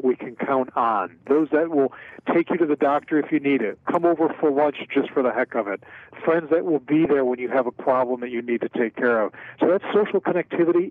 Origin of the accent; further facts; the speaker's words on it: Philadelphia, Pennsylvania, United States; a lifetime of scrapple and cheesesteaks growing up in Philadelphia